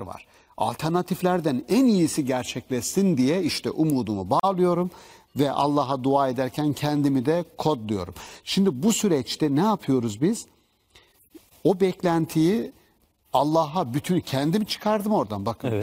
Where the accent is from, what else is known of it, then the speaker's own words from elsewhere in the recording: Black Sea Region, Turkey; bizim Karadeniz'de söylerler sünepe